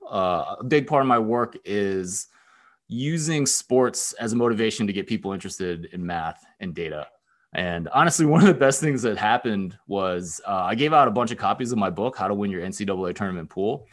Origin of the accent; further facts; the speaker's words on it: Philadelphia, Pennsylvania, United States; moved away as an adult; also born or lived in Texas / Stanford, California / Bay Area, California; now in Ann Arbor, United States; I grew up in Pennsylvania, I went to college in Texas, and then I went out to Stanford for grad school